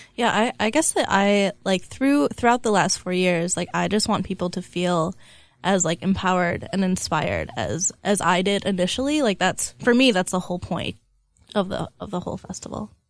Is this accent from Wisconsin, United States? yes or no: yes; small town near Madison, Wisconsin, United States; also born or lived in Chicago; now in Milwaukee, United States; I'm from a small town